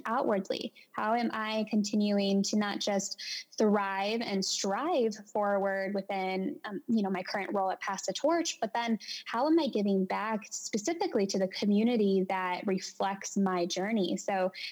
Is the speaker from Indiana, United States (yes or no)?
yes; Merrillville, Indiana, United States; moved away as an adult; also born or lived in East Chicago, Indiana / Valparaiso, Indiana / Chesterton, Indiana; now in Indianapolis, United States; I was born in East Chicago, grew up in Merivale, made my way into Valparaiso, and I would say Northwest Indiana has a bit of my heart